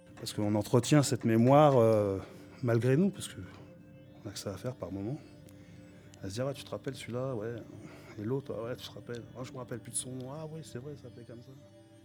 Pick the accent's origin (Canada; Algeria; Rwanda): Algeria; now in Villepinte, France; je suis algérien